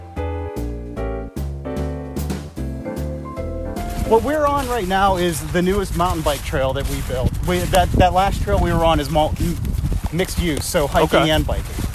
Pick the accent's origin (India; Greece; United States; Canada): United States; Nanticoke, Pennsylvania; My friend Brandon, who has been helping me out with the trails, and I grew up in Nanticleau